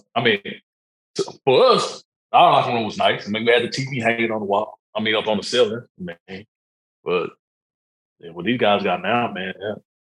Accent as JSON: {"language": "English", "town": "Dallas", "region": "Texas", "country": "United States", "also_born_or_lived": "Norman, Oklahoma", "moved": "yes", "said": "I'm from Dallas, you know, Oak Cliff"}